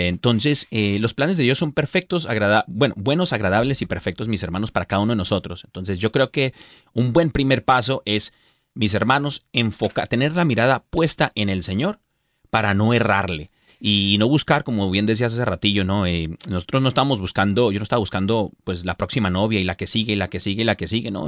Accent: Mexico; also born or lived in San Diego, California; soy mexicano y nacido mexicano

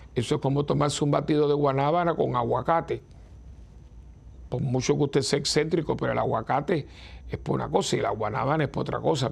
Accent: Cuba; moved away; la tierra donde yo nací

